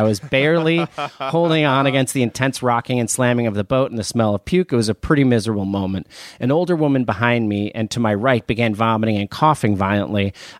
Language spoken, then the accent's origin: English; New Jersey, United States; I am from New Jersey, but I have been lucky enough to have been traveled there a lot in my 20s